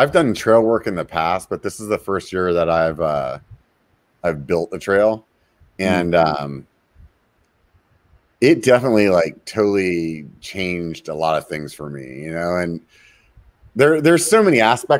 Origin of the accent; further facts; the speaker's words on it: California, United States; Yeah it's kind of crazy to think about as a Californian, you know.